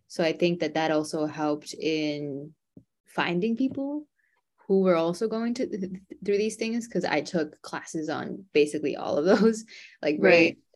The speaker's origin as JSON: {"language": "English", "town": "New York City", "region": "New York", "country": "United States", "tie": "born or raised there", "said": "I was born and raised in New York City"}